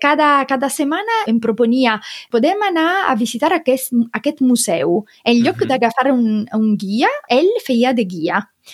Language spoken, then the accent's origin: Catalan; Sicily, Italy; Catalan is a second language; moved away as an adult; also born or lived in Rome, Italy / Barcelona, Spain; now in Germany; soc de Sicília, però estava vivint a Roma